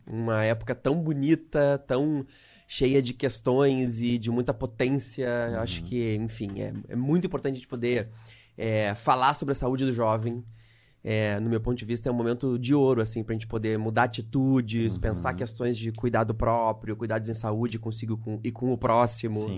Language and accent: Portuguese; Canoas, Rio Grande do Sul, Brazil; moved away as an adult; now in Rio de Janeiro, Brazil; Eu, eu morei a minha vida inteira em Canoas, aqui do lado de Porto Alegre, no Rio Grande do Sul